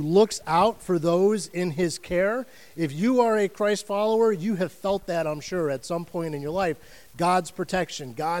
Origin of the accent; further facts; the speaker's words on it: United States; I am an American